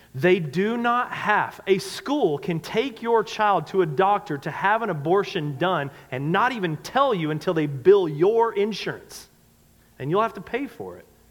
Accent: North Carolina, United States; I'm from the South. I grew up in North Carolina.

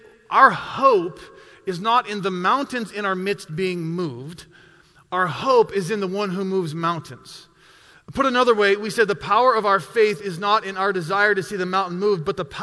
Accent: Montana, United States; growing up in Montana in the mid-90s

